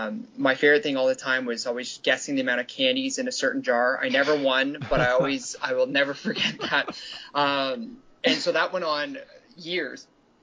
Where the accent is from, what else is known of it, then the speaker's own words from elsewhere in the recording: Toronto, Ontario, Canada; now in Ottawa, Canada; I grew up in Scarborough